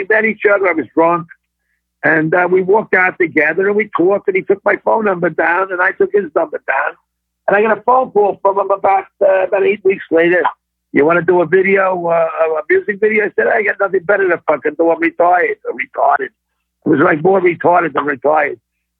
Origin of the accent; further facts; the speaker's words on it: New York, United States; I'm a fucking New Yorker. That's what I am. I talk like a New Yorker